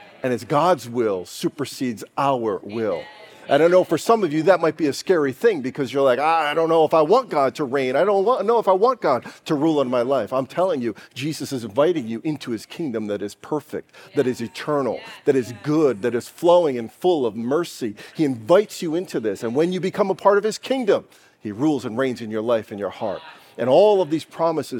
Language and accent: English; United States; I'm an American.